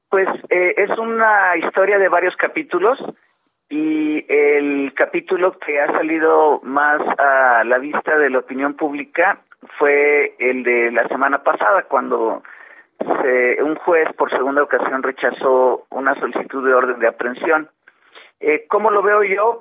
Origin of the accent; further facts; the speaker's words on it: Mexico; todos como mexicanos